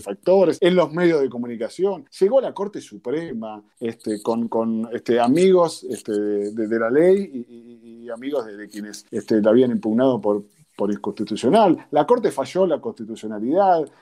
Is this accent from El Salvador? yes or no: no; Quilmes, Buenos Aires Province, Argentina; also born or lived in Avellaneda; now in Berazategui, Argentina; soy de Zona Sur, de Quilmes ahora estoy viviendo en Perazategui